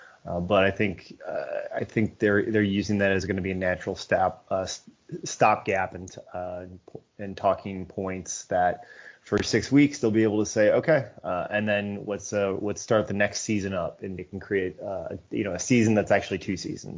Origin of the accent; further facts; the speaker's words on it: Chicago, Illinois, United States; moved away as an adult; now in North Carolina, United States; I'm originally from the Chicago area, born and raised.